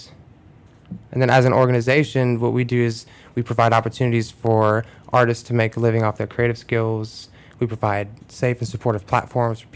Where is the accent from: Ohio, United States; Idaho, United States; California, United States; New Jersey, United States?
Ohio, United States; Cleveland; moved away as an adult; now in Chicago, United States; I grew up in Cleveland.